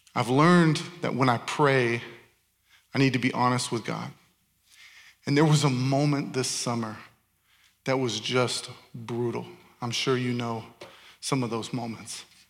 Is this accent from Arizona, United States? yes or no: yes; Tempe, Arizona, United States; born or raised there; moved away as an adult; also born or lived in Chandler, Arizona / Ankara, Turkey